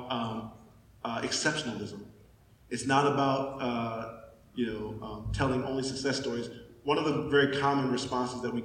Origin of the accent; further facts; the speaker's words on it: Pontiac, Michigan, United States; I grew up in Pontiac, Michigan, very rough town